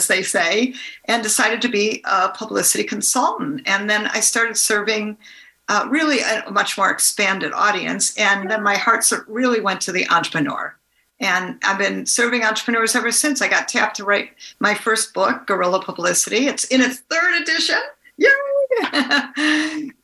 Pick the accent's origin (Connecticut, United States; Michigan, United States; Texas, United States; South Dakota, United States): Michigan, United States; Detroit; now in California, United States; I grew up in Detroit, Michigan, suburb of Detroit.